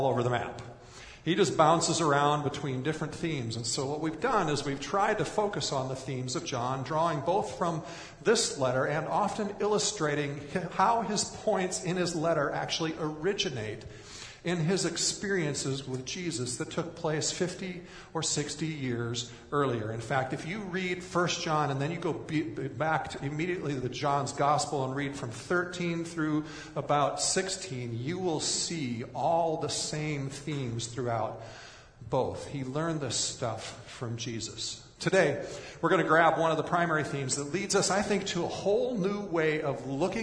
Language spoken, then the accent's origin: English; United States; as American Christians